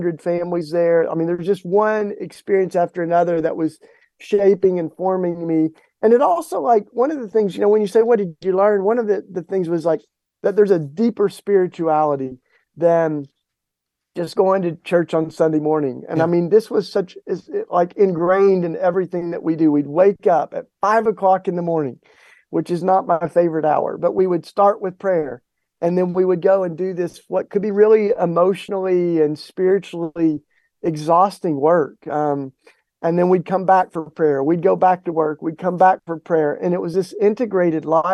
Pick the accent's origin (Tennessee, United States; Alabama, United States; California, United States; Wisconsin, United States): Tennessee, United States; growing up in the Bible Belt in Tennessee